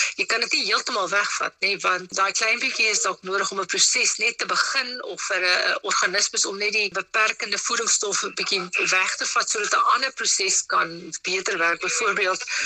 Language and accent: Afrikaans; South Africa